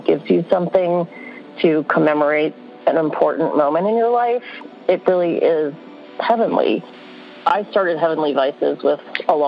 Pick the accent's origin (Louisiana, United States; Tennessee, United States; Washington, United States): Louisiana, United States; New Orleans; I grew up in New Orleans